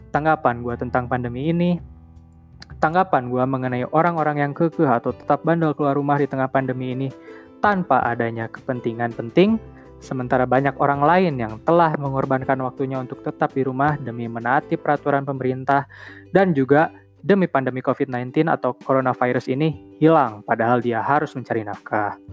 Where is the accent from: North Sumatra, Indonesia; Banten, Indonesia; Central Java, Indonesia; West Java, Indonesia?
West Java, Indonesia; Bandung; Gue tinggal di Bandung, gue lahir di Bandung, dan juga besar di Bandung.